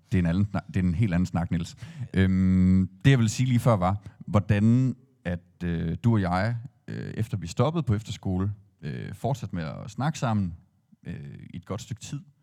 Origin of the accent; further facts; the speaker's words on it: Aarhus, Central Denmark Region, Denmark; jeg er jo ikke født og opvokset i Skanderborg, har ikke anden tilknytning til, det, til byen end det. Øhm, og være det som, som Aarhusianer